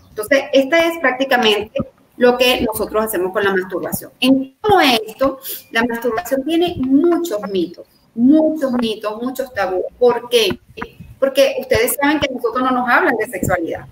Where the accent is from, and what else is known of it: Venezuela; born or raised there; also born or lived in Colombia